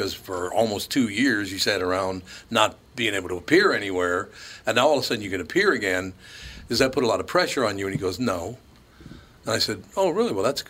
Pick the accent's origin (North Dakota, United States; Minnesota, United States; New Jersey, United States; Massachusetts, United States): Minnesota, United States; Minneapolis; growing up in North Minneapolis, I said, well, did you like this?